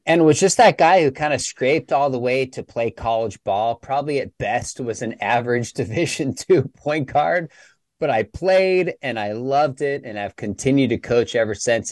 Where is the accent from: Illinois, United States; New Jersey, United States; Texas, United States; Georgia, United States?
Texas, United States; Dallas; I'm from Dallas